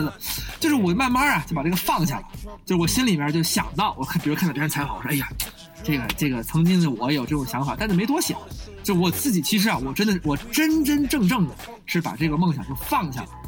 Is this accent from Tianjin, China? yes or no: no; Beijing, China; moved away as an adult; also born or lived in Xi'an, Shaanxi; now in Minnesota, United States; 我是北京人。北京人啊，对。纯种的北京人